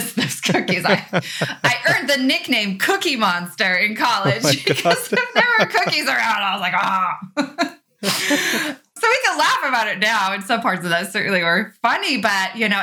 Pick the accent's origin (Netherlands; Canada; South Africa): Netherlands; also born or lived in Austria / Arizona / Texas; now in Illinois, United States; I grew up in Europe. I'm from the Netherlands. My family's from the Netherlands, and I grew up in the Netherlands and in Austria